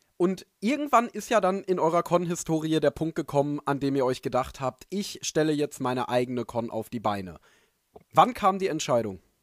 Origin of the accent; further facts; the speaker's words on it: Dortmund area, North Rhine-Westphalia, Germany; denn ich komme ja aus der Gegend